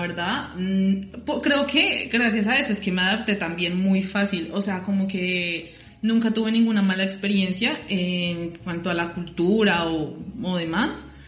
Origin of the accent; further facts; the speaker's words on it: Bogotá, Colombia; moved away as an adult; now in La Plata, Argentina; soy de Bogotá